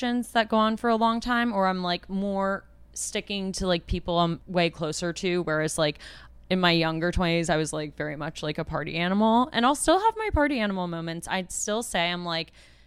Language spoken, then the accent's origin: English; New York City, New York, United States; I'm an only child and I grew up in New York City